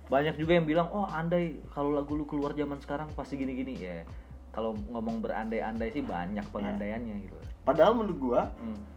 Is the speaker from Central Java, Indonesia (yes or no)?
no; Pontianak, West Kalimantan, Indonesia; now in Jakarta, Indonesia; kota gue di Pontianak uh